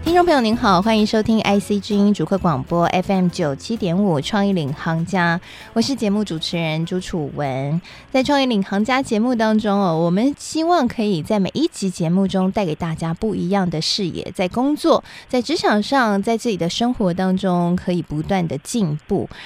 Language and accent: Chinese; Taiwan; 台湾也是很小的，我们的人口也不多嘛